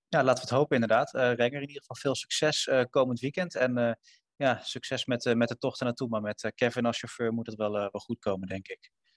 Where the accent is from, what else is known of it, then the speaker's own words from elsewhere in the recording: Netherlands; Wij als, als, als Nederlanders, als Europeanen